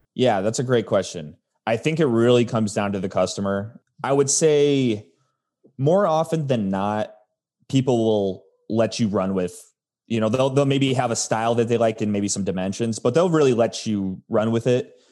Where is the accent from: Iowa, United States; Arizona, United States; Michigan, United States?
Arizona, United States; also born or lived in Chicago, Illinois; I was born in Chicago, but grew up in Arizona